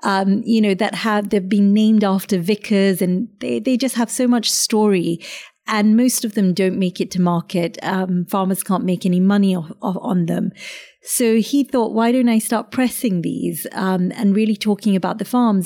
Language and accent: English; London, United Kingdom; also born or lived in a warm country abroad; suddenly you're in this very urban, very kind of haggard Southeast London, Kent borders